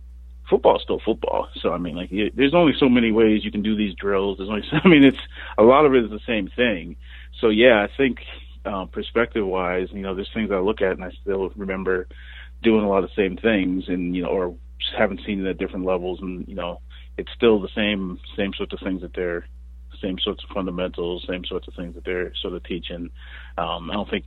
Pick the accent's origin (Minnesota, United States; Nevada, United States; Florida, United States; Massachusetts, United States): Massachusetts, United States; Lowell; moved away as an adult; now in Kansas City, United States; the Lowell Sun, which was my hometown paper too